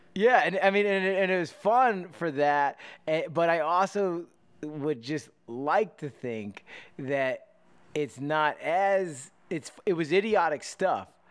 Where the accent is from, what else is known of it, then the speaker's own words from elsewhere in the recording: Pennsylvania, United States; I grew up in Pennsylvania, not too far from you know, West Virginia